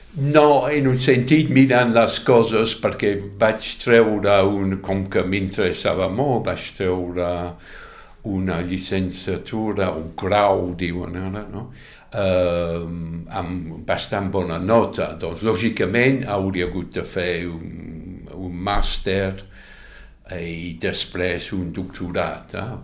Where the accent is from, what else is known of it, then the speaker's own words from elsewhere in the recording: London, South East England, United Kingdom; Catalan is a second language; moved away as an adult; now in Catalonia, Spain; vaig passar una part de la meva infància a Londres, fins als 8-9 anys, eh? i després la meva família es va canviar de ciutat, no massa lluny, potser, no sé, 40 quilòmetres